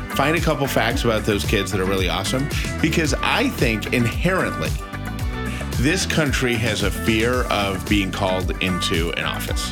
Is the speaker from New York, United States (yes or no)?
yes; Syracuse, New York, United States; I'm from Syracuse, New York